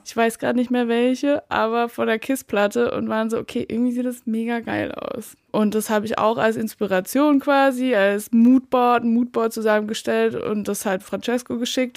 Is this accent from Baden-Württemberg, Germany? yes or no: yes; Baden-Württemberg, Germany; moved away as an adult; also born or lived in Rügen / Berlin; ich komme aus Baden-Württemberg eigentlich, bin aber nach der Schule erstmal nach Rügen emigriert komischerweise